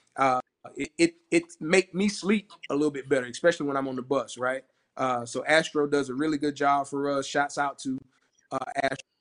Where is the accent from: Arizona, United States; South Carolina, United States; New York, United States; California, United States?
South Carolina, United States; Orangeburg; I'm from Orangeburg